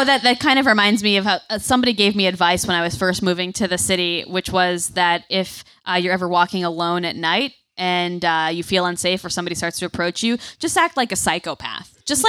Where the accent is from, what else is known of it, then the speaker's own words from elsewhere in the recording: Connecticut shoreline, United States; I grew up in a small town on the shoreline of Connecticut, which has like a town green surrounded by churches and a library.